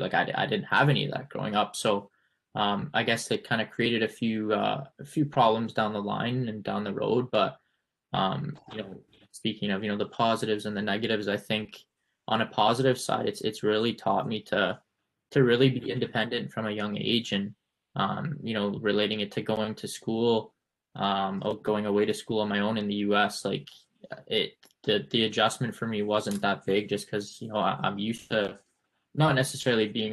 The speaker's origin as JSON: {"language": "English", "country": "Canada", "also_born_or_lived": "United States", "moved": "yes", "said": "As a Canadian"}